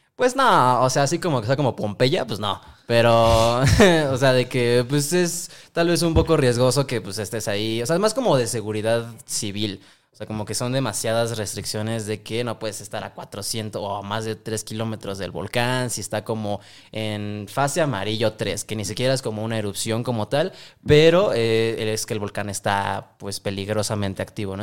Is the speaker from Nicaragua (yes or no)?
no; Mexico; Yo que soy mexicano